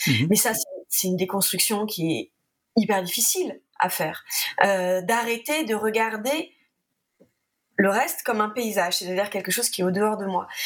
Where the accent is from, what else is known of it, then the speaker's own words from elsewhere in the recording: France; je suis française